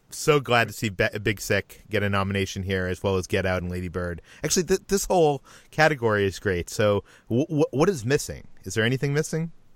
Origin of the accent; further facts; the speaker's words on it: Boston, Massachusetts, United States; I grew up in Boston